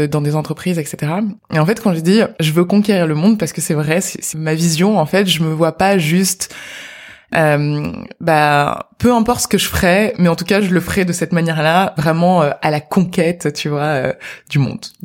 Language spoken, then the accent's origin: French; Marseille, Provence-Alpes-Côte d'Azur, France; donc euh, effectivement, je viens de Marseille, comme tu l'as dit.